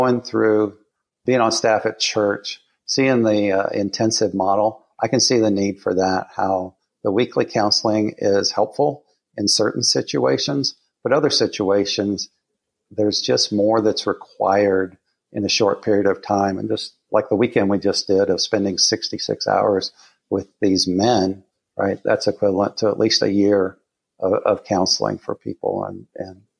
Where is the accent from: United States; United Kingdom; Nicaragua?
United States; Southern Colorado; moved away; I was born in Southern Colorado